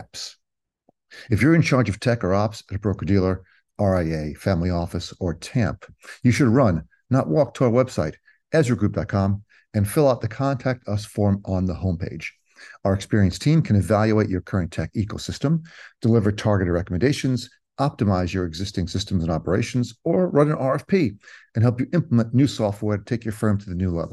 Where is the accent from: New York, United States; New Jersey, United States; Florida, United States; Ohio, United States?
New Jersey, United States; Cherry Hill; I grew up in Cherry Hill